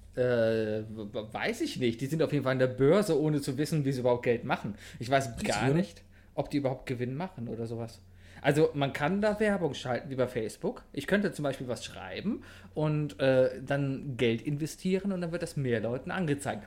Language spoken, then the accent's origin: German; Cologne, North Rhine-Westphalia, Germany; ich als Kölner